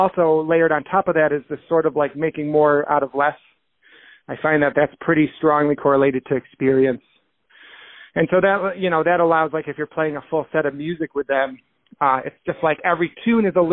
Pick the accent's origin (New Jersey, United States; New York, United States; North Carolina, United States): New York, United States; Rochester; moved away as an adult; now in Boston, United States; I grew up in Rochester. I spent the first 23 years of my life there